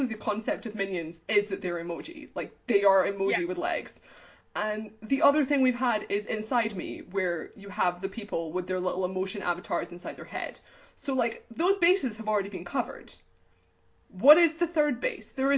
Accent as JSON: {"language": "English", "country": "United Kingdom", "said": "as a British person"}